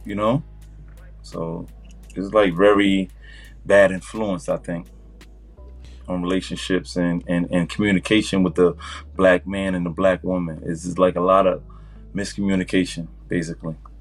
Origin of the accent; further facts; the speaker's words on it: New York City, New York, United States; moved away as an adult; now in New Jersey, United States; I'm um, really from Far Rockaway, Queens, New York